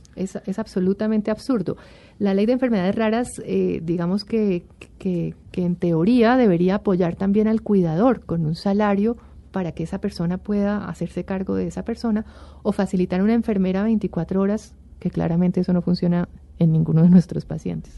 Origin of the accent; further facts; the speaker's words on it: Colombia; como colombiano y como miembro de esta sociedad